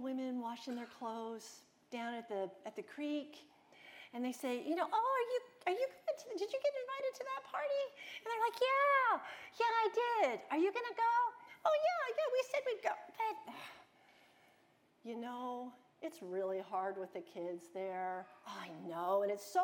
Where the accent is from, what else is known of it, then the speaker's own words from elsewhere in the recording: United States; I'm American, and I tend to think like an American or a Westerner